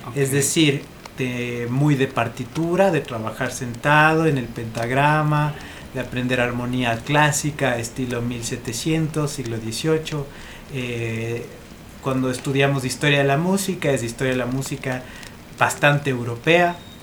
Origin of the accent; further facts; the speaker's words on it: Ibarra, Imbabura, Ecuador; also born or lived in Edinburgh, Scotland; soy de Ibarra